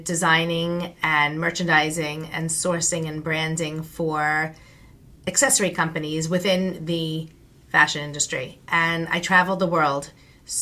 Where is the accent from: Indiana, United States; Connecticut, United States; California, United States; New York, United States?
New York, United States; Long Island; I am from Long Island, New York, born and bred and raised